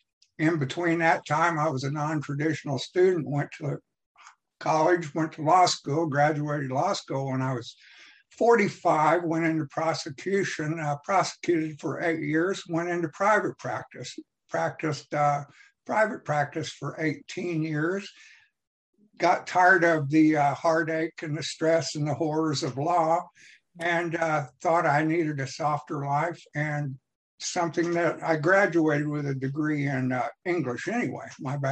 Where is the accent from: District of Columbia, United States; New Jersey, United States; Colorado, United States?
District of Columbia, United States; Washington; born there; also born or lived in Virginia; now in Missouri, United States; I was born in Washington, D.C. My father was an FBI agent, and I came from Virginia home to Missouri.